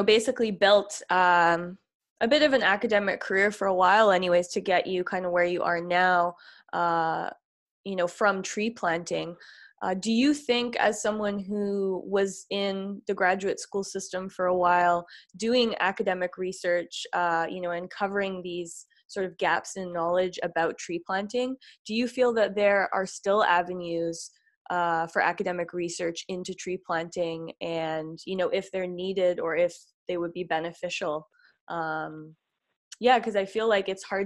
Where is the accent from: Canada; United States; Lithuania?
Canada; Manitouwadge, Ontario; I'm actually from Manitouage, Ontario